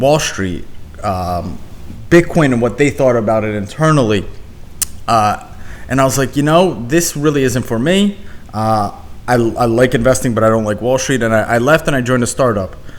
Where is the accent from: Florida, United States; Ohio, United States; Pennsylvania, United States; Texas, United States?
Pennsylvania, United States; Philadelphia; also born or lived in Ukraine; I was born in Ukraine, but Philly was where I was raised